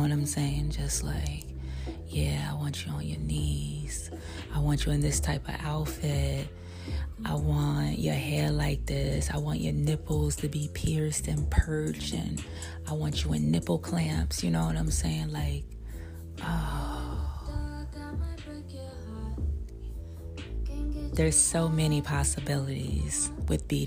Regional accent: New York City, New York, United States; I'm from Brooklyn

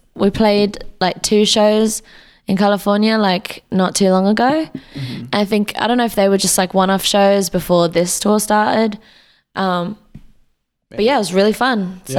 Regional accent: Derby, East Midlands, United Kingdom; I guess growing up in England was like very Britpop and rock and stuff.

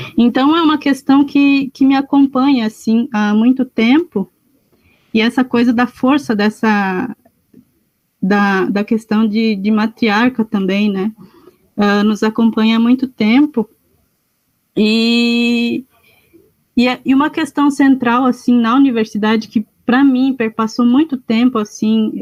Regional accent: Votouro Indigenous Land, Rio Grande do Sul, Brazil; moved away; eu sou indígena caingangue, pertenço ao território indígena do Votouro, a terra indígena Votouro, né, onde eu nasci, me criei

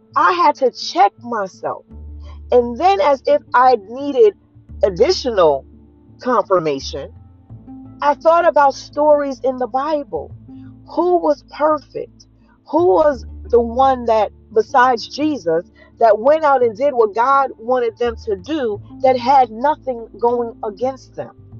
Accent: New Jersey, United States; I was a dark skinned girl growing up in New Jersey

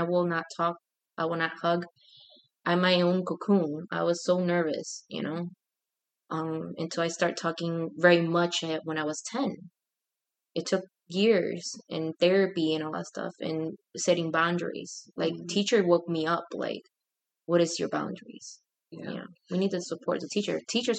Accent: Puerto Rico; now in Chicago, United States; I was born here in Chicago, but I was taken to Puerto Rico. I had to learn a new language, English, sign language, and then Spanish.

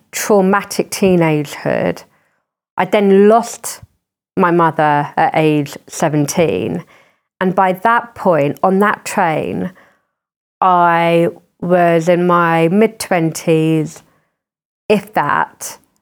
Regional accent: Croydon, London, United Kingdom; growing up in Croydon

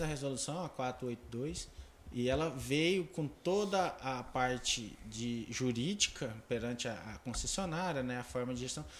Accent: Porto Alegre do Norte, Mato Grosso, Brazil; born or raised there; also born or lived in Taquaral, Goiás

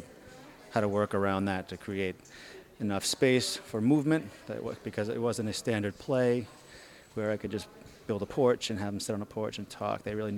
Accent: Massachusetts, United States; moved away as an adult; now in Brooklyn, United States; Originally, I'm from Massachusetts. Yeah, and I've been in New York about 12, 13 years now.

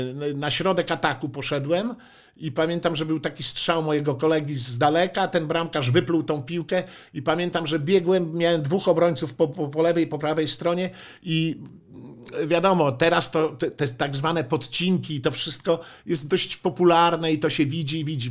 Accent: Warmian-Masurian Voivodeship, Poland; moved away; also born or lived in Warsaw; pochodzę z Mazur

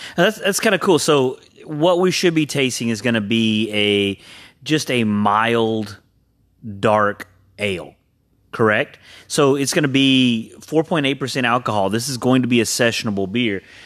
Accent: Huntsville, Texas, United States; also born or lived in Conroe, Texas; I did most of my growing up in Huntsville. Last two years of high school, I graduated Conroe High

